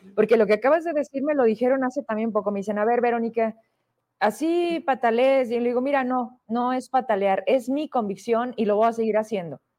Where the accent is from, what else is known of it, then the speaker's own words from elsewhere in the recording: Fresnillo, Zacatecas, Mexico; me ubican de la calle Hidalgo, de enfrente de la Potosina, porque ahí crecí, porque soy de Fresnillo